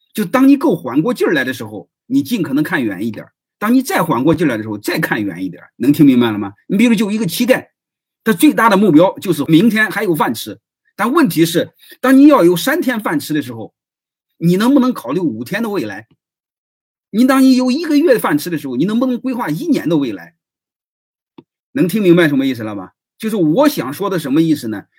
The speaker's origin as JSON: {"language": "Chinese", "region": "Henan", "country": "China", "tie": "born or raised there", "moved": "yes", "lives_now": "Shandong, China", "said": "我是河南人，总部的人"}